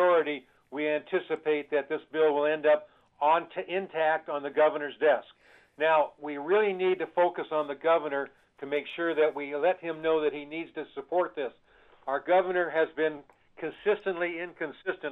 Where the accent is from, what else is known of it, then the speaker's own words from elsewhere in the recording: Jesse Unruh's district, California, United States; growing up in Jess Unruh's district